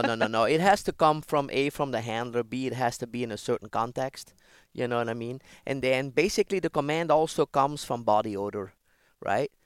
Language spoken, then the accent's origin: English; Ghent, Flanders, Belgium; moved away as an adult; I was born in Belgium, Ghent